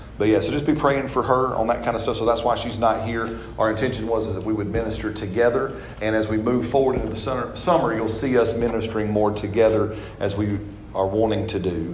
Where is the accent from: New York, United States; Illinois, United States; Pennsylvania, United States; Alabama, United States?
Alabama, United States; Empire; moved away as an adult; also born or lived in Mexico / Canada; I was born and raised here in Alabama, just over in the corner area, kind of corner. It's called Empire